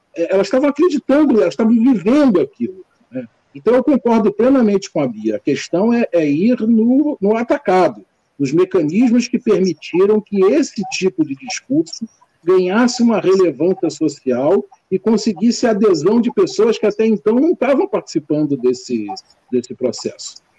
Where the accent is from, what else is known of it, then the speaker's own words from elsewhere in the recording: Brazil; nós somos brasileiros